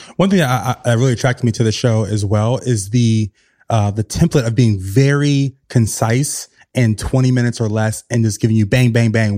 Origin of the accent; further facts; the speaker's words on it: the South, United States; now in New York City, United States; I'm from the South, so I know that I, my childhood was very different